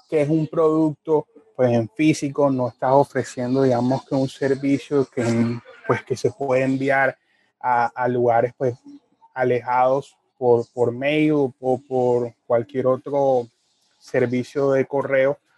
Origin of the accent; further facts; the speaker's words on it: Barranquilla, Atlántico, Colombia; Yo soy de Barranquilla, Colombia